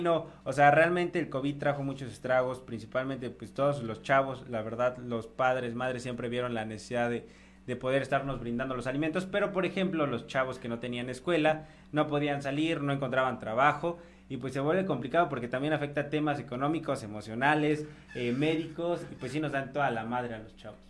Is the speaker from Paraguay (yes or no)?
no; Mexico; lo que estamos generando como mexicanos